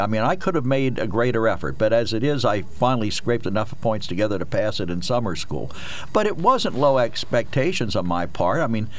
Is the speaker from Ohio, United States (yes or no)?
no; Harrisburg, Pennsylvania, United States; I grew up in the inner city of Harrisburg.